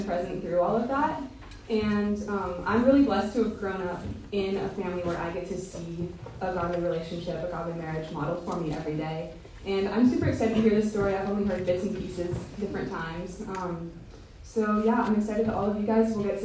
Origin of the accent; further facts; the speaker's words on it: Colorado, United States; I grew up in Colorado with three sisters